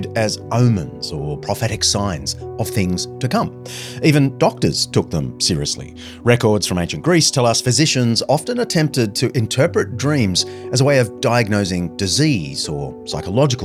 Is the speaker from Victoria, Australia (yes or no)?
no; Sydney, New South Wales, Australia; my hometown of Sydney